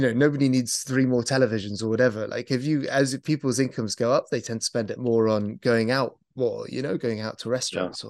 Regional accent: United Kingdom; as a British person

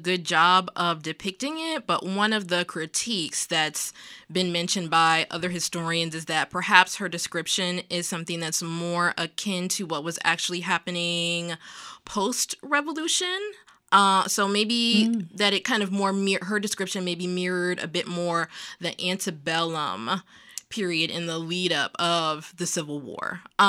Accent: Virginia, United States; I'm also Southerner. I'm from Virginia originally.

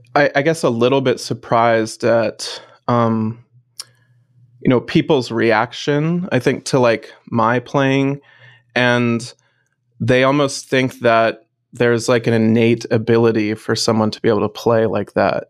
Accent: West Virginia, United States; also born or lived in Pittsburgh; my hometown orchestra being from West Virginia

